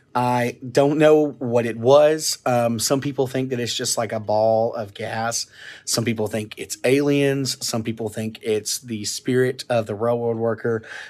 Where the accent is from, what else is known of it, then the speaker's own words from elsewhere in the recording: Arkansas, United States; I want to tell you about the urban legend from my hometown or my home county of Ashley County, Arkansas, the Crossett Light.